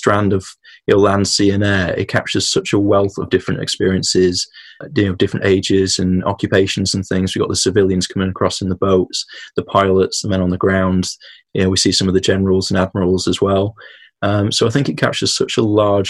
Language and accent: English; United Kingdom; us as British people